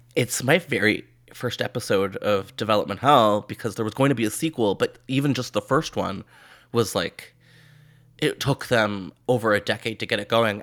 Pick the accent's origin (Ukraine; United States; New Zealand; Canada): Canada; as a Canadian